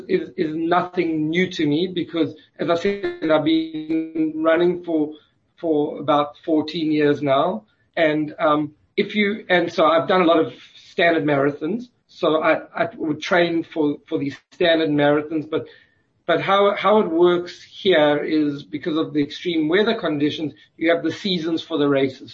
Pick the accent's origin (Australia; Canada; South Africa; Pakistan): South Africa; moved away; being South African and having a good understanding of the culture